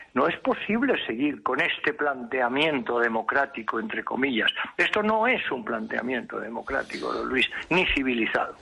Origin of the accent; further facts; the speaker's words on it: Spain; Yo, como español, como profesional, como diplomático